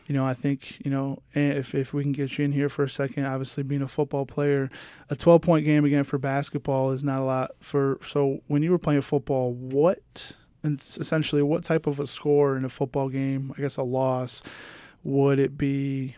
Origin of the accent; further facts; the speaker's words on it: New York, United States; now in Kingsport, United States; I'm from New York and I'm used to snow